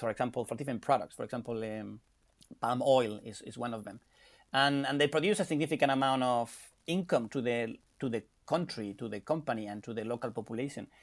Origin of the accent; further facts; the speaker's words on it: Spain; moved away; I'm from Spain